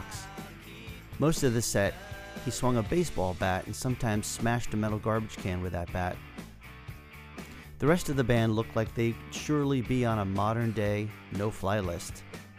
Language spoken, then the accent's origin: English; Randolph, New Jersey, United States; northern New Jersey near my hometown of Randolph